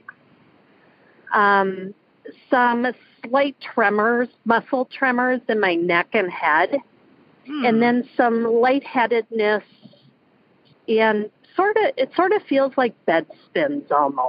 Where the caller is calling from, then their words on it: Minneapolis, Minnesota, United States; I'm calling from Minneapolis.